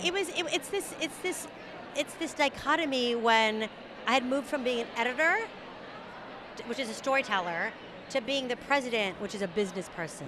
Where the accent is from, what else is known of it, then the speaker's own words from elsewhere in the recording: San Antonio, Texas, United States; moved away; also born or lived in New York; I'm from San Antonio, Texas